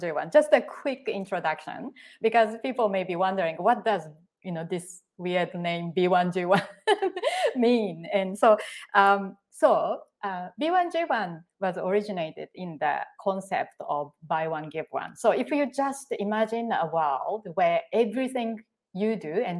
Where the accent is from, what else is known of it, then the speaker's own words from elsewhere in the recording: Japan; now in Singapore; when I was growing up, and I was a very shy and quiet child in Japan